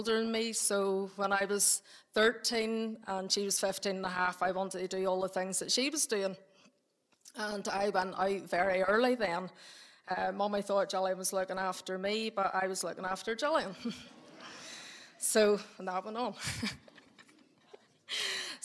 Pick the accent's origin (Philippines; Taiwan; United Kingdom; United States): United Kingdom; Ballymena, Northern Ireland; I was born and bred in Ballymena, and I still live in Ballymena on the Ballymoney Road